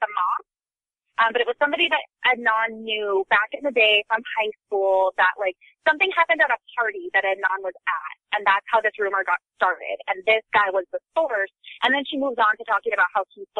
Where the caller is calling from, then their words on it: Sacramento, California, United States; I'm calling from Northern California, Sacramento area.